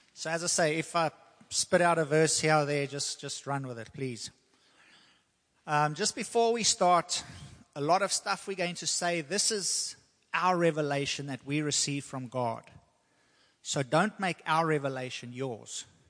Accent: South Africa; now in United States; I'm from South Africa

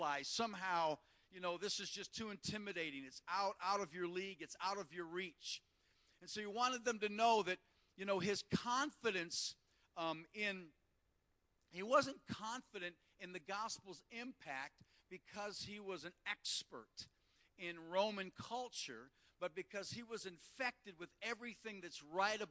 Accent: United States; moved away as an adult; also born or lived in South Africa; being an American

